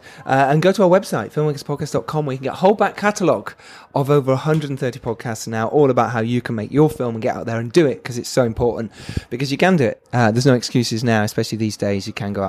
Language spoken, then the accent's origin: English; England, United Kingdom; We struggle, don't we, as English people, to say, oh, yes, maybe I am a filmmaker.